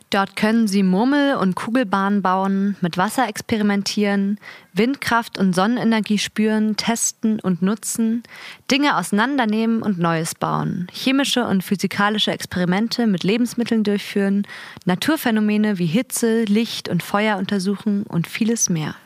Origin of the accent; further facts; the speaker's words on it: Berlin, Germany; ich bin 20 und komme aus Berlin.